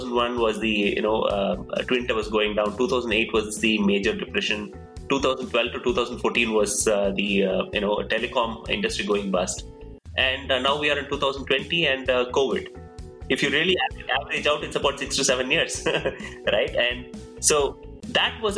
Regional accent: Coimbatore, Tamil Nadu, India; moved away as an adult; also born or lived in Bangalore, India / California, United States; I come from Coimbatore, so moved to Bangalore, which was a big city for me then

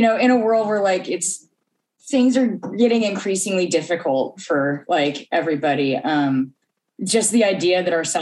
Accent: Oklahoma, United States; I'm from Oklahoma.

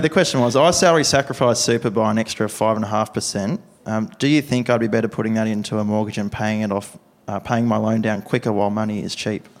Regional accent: Tamworth, New South Wales, Australia; now in Newcastle, Australia; From Tamworth, I've been living in Newcastle for 10 years and I'm a primary school teacher.

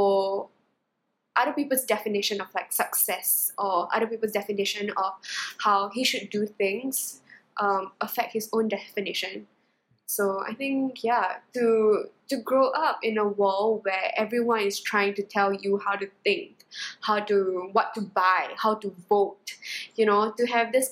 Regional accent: Singapore; I'm Singaporean

